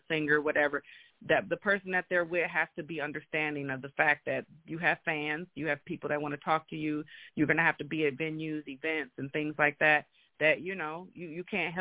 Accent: Michigan, United States; I was born and raised in Michigan

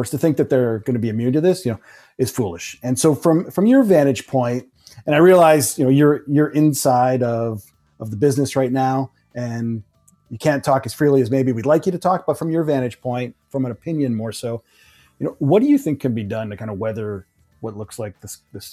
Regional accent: Canada; I'm Canadian

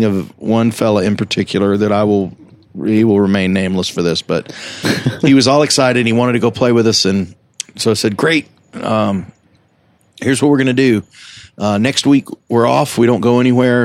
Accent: Greenville, South Carolina, United States; moved away as an adult; also born or lived in New Orleans; I grew up in South Carolina in Greenville

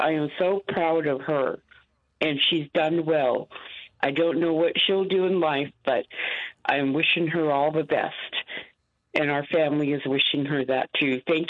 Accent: Sitka, Alaska, United States; now in Las Vegas, United States; I'm in Las Vegas, but I'm originally from Sitka, Alaska.

